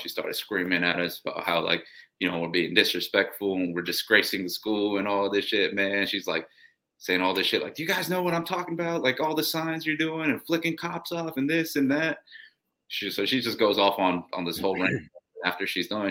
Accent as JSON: {"language": "English", "town": "Columbus", "region": "Ohio", "country": "United States", "tie": "born or raised there", "also_born_or_lived": "Oaxaca, Mexico", "said": "I was born here, but then I was raised in Mexico. So when they brought me back, they raised me full Mexican"}